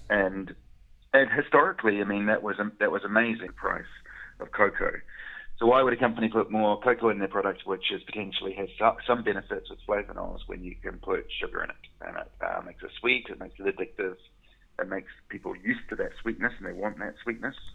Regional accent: New Zealand; moved away as an adult; now in Glasgow, United Kingdom; I'm from New Zealand

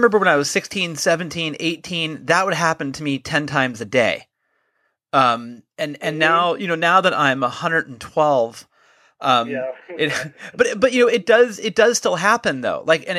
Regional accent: San Francisco, California, United States; I was raised here in San Francisco.

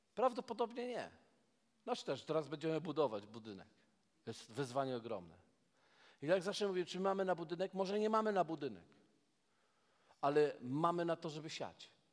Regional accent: Poland; jestem z Polski

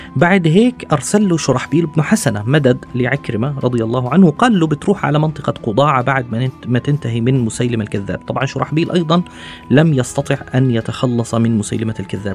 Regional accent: Palestine; also born or lived in Istanbul; زي ما بيحكوا ال- الفلاحين عندنا في فلسطين

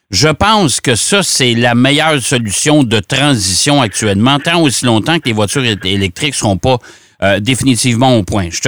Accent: Trois-Rivières, Quebec, Canada; je m'en vais chez moi. Euh, dans mon patelin à Trois-Rivières

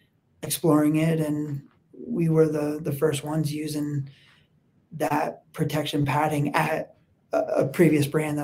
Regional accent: East Coast, United States; accent: East Coast; No, what are, sorry, my East Coast accent there, water.

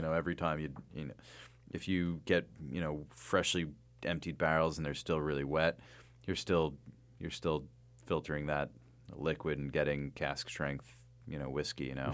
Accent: New Jersey, United States; moved away; also born or lived in Astoria / Bay Ridge, Brooklyn; I'm from Jersey

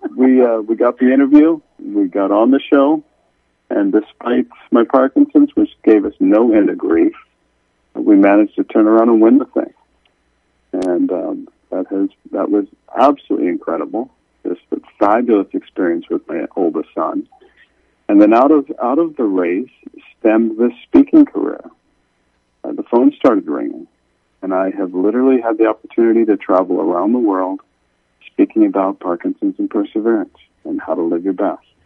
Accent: Kansas City, United States; we grew up in Kansas City

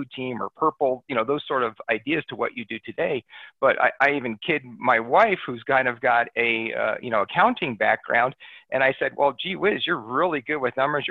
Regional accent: New Jersey, United States; moved away; I'm from back east originally. I grew up in New Jersey

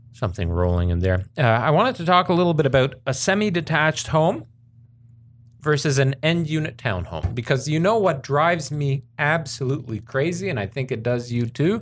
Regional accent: Las Vegas, Nevada, United States; moved away; a kid growing up in Vegas, I, uh, we lived at that time in, so we lived in Summerlin

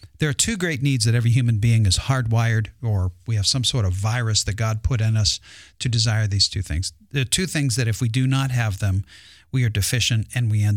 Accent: United States; we're Americans

